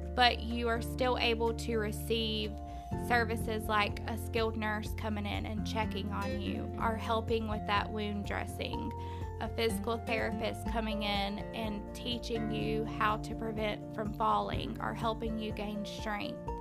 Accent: Live Oak, Florida, United States; I am born and raised in Live Oak, Florida. I have lived here my whole life

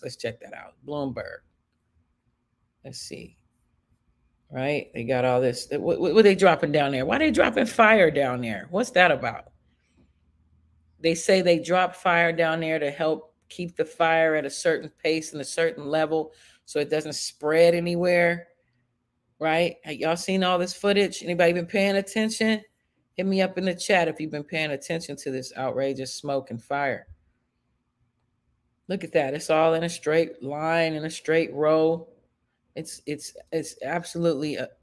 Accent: Chicago, Illinois, United States; moved away; also born or lived in Los Angeles, California; I'm from Chicago, but I mostly lived in LA.

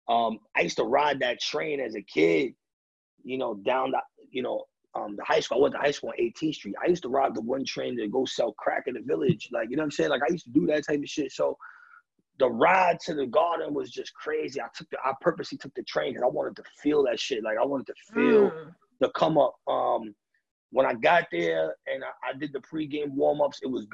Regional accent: New York City, New York, United States; now in Pennsylvania, United States; Being from New York City, growing up in New York City, growing up in the Bronx

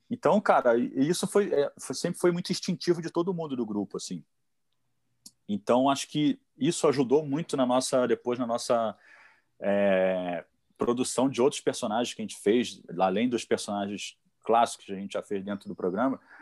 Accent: Petrópolis, Rio de Janeiro, Brazil; also born or lived in São Paulo; Eu sou o único que sou nascido no Rio de Janeiro e vim morar aqui na Serra, né? Subi a Serra para vir morar aqui. E com 10 anos de idade eu acabei conhecendo e, e é, vim ser vizinho do Fausto do Franco

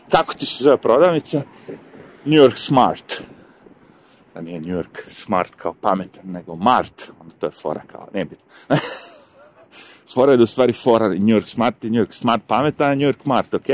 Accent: Serbia; now in United States; Ja ovde sad, da dođem u Ameriku kao Srbin i imam pravo da radim.

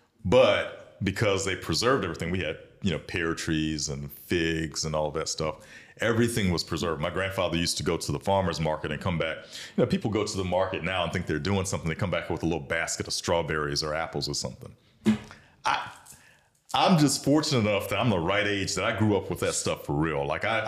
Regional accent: Bamberg, South Carolina, United States; moved away as an adult; also born or lived in Sumter, South Carolina; now in Columbia, United States; I grew up in Bamberg.

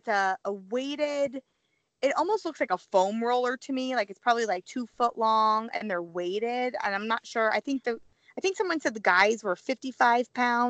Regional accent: Missouri, United States; you know how I feel about my hometown Missouri venue

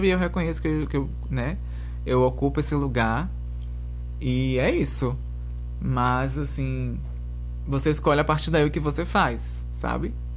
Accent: Bahia, Brazil; moved away; vindo de onde eu vim, da Bahia

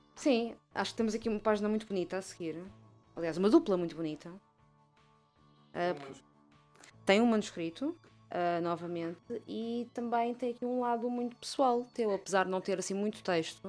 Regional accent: Margem Sul, Lisbon, Portugal; moved away; continuo a ter muito amor e carinho pela terra onde cresci

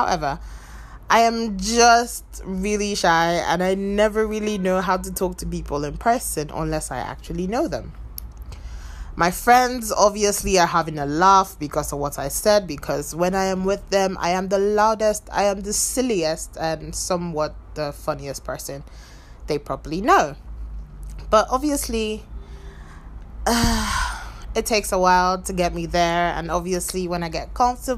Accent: the South, southern Nigeria, Nigeria; now in Abuja, Nigeria; I live in Abuja, Nigeria, although I am originally from the South

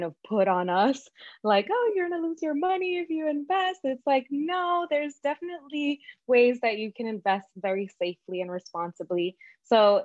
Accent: New York City, New York, United States; also born or lived in Dominican Republic; growing up in Brooklyn and working in the fashion industry

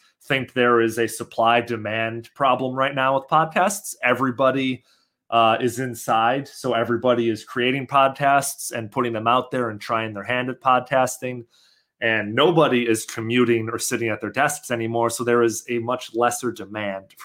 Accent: Chicago, Illinois, United States; moved away; my hometown of Chicago

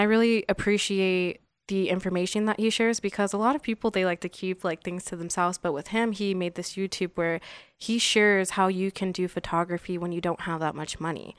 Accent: Las Vegas, Nevada, United States; born or raised there; also born or lived in San Bernardino, California

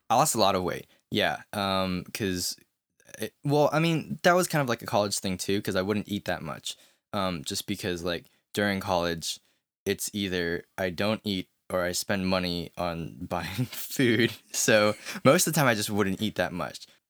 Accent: United States; growing up as an American

